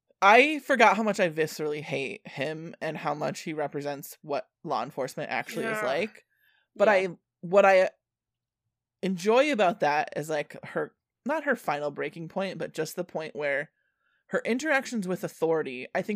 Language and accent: English; Michigan, United States; We're from the Michigan, and we don't usually go outside and eat dinner on these big, giant open spaces of, or lunch.